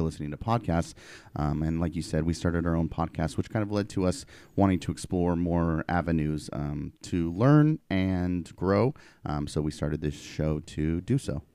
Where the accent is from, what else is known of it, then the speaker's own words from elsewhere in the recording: Portland, Oregon, United States; I grew up in Portland